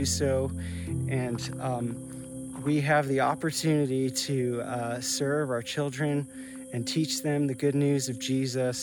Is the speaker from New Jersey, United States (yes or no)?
yes; New Providence, New Jersey, United States; moved away as an adult; now in Spokane, United States; I grew up in New Providence in the 80s and the 90s